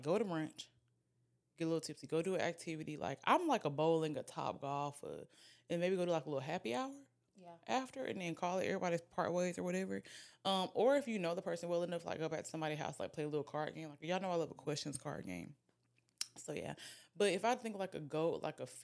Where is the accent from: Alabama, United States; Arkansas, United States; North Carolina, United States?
Alabama, United States; I'm from Alabama.